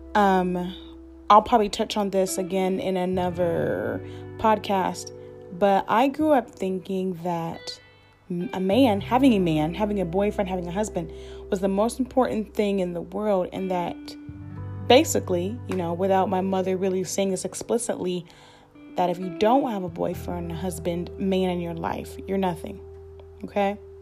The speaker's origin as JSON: {"language": "English", "town": "Columbus", "region": "Ohio", "country": "United States", "tie": "born or raised there", "said": "born and raised in Columbus, Ohio"}